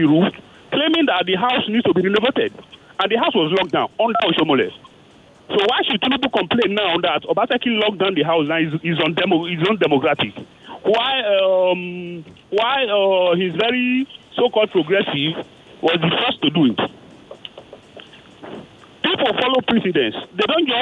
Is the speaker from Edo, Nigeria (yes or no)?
yes; Edo, Nigeria; I am from Edo State